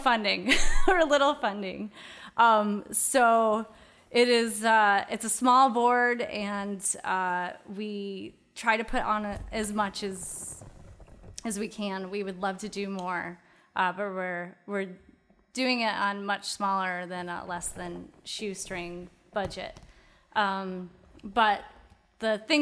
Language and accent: English; Geneva, New York, United States; I am from Geneva